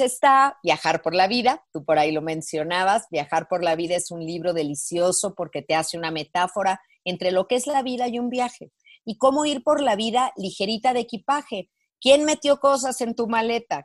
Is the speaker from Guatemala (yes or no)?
no; Mexico; mi país, eh, en México